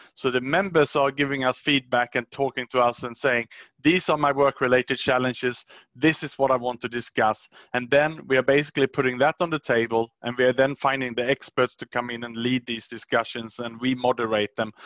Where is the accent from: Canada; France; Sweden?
Sweden; English is a second language; moved away as an adult; also born or lived in Australia / Southeast Asia; I was born in Sweden, 75, and then I worked worked and studied in Sweden until I was about 23 years old